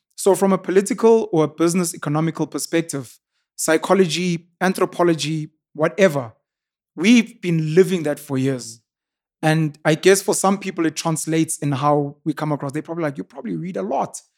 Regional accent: Newcastle, KwaZulu-Natal, South Africa; I was raised in Newcastle, born and raised in Newcastle, born and bred in Newcastle. In K Z N

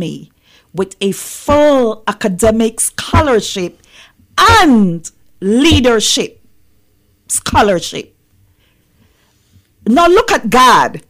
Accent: Belize; moved away as an adult; also born or lived in South Carolina; now in Kentucky, United States; I was born and raised in Belize. And so that's where I'm from, and so that's what the accent is about.

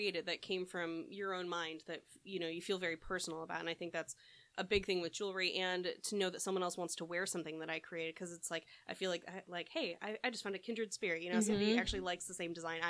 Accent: a suburb just outside of Chicago, Illinois, United States; moved away as an adult; now in California, United States; Yeah, I grew up in a suburb just outside of Chicago.

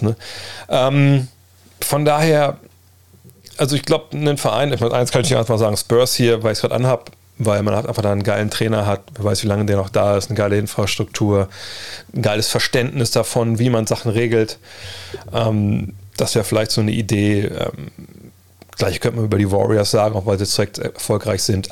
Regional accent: Wolfsburg, Lower Saxony, Germany; ich komme aus Wolfsburg

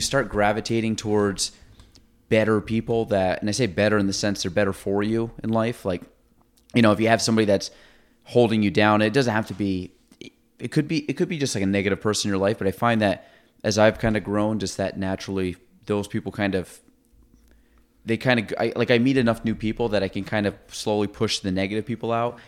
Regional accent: Chazy, New York, United States; I grew up in Chase

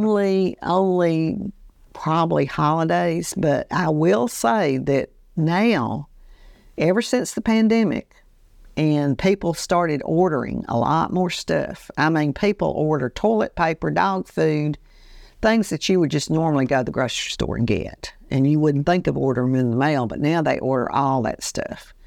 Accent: Andalusia, Alabama, United States; growing up in Andalusia, Alabama

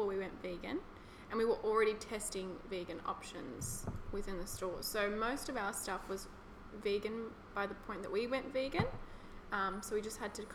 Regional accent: Melbourne, Victoria, Australia; I was born in Williamstown Hospital, so I'm West Side. West Side for life

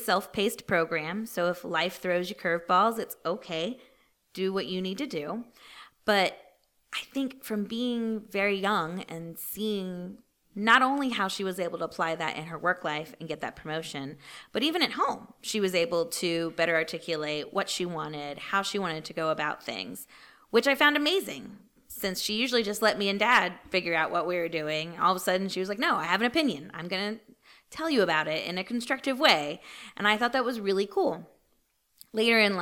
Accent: Brunswick, Maryland, United States; moved away as an adult; also born or lived in North Carolina; grew up in Brunswick, Maryland, right across the river

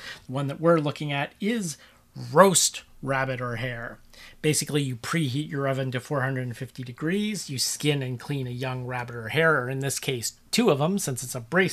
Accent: Cincinnati, Ohio, United States; where I grew up in Cincinnati, Ohio

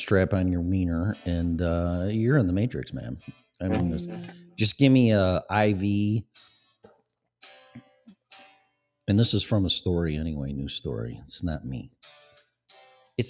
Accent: Chicago, Illinois, United States; accent: Chicago; my Chicago upbringing in my accent

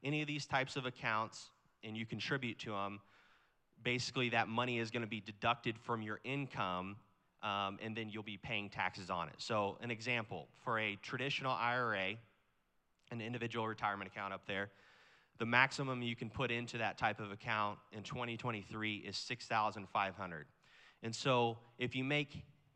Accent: Kansas City, Missouri, United States; I'm from Kansas City, Missouri

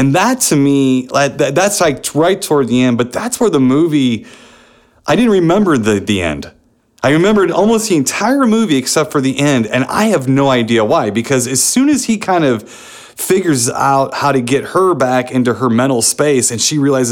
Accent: St. Louis, Missouri, United States; I'm from St. Louis

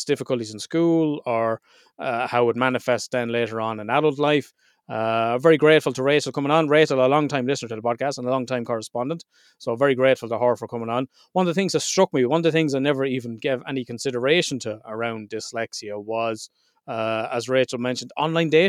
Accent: Ireland

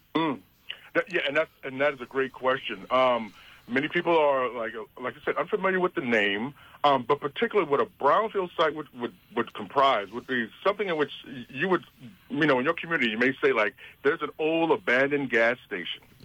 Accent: New York City, New York, United States; now in New Jersey, United States; I was raised in Brooklyn, New York

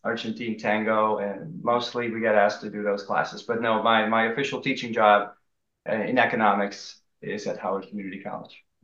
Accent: Amsterdam, North Holland, Netherlands; moved away; also born or lived in Maryland, United States; I grew up in Holland, Amsterdam, the Netherlands

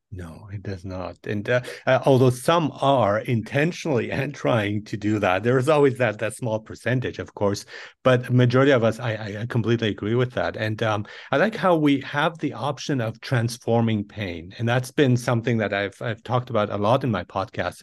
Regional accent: Nuremberg, Bavaria, Germany; also born or lived in Iran; I was born in Iran and I grew up in Germany

